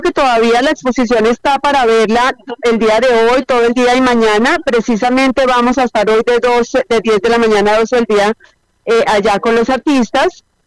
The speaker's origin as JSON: {"language": "Spanish", "country": "Colombia", "said": "yo también como artista colombiana"}